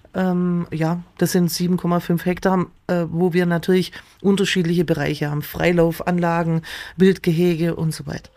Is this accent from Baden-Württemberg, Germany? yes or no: yes; Wangen im Allgäu, Baden-Württemberg, Germany; also born or lived in Amtzell; also ich bin aufgewachsen, also praktisch in Amzell geboren, in den Wangen aufgewachsen